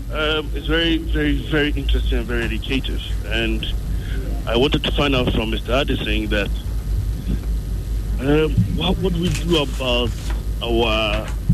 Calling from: Ofankor, Greater Accra, Ghana; I'm calling from Ofanko.

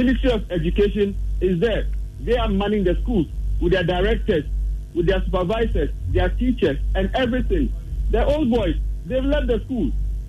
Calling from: Dansoman, Greater Accra, Ghana; I'm calling from Dansuman.

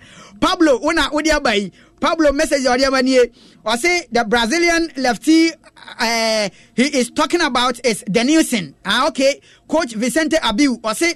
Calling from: Ashaiman, Greater Accra, Ghana; Listening to you from Ashaman

